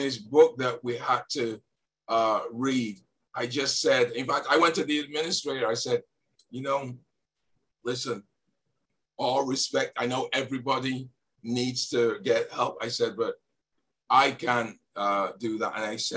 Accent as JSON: {"language": "English", "town": "Leeds", "region": "Yorkshire and the Humber", "country": "United Kingdom", "tie": "born or raised there", "moved": "yes", "lives_now": "New England, United States", "said": "I was born in Leeds"}